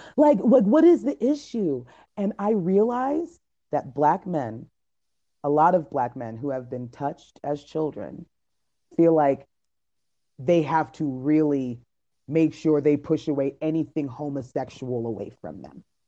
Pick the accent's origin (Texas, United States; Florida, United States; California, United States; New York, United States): Florida, United States; Miami; I'm from Miami